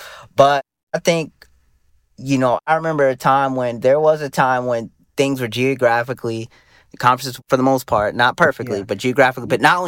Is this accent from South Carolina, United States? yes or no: yes; South Carolina, United States; We grew up in South Carolina, and it does not fit the ACC.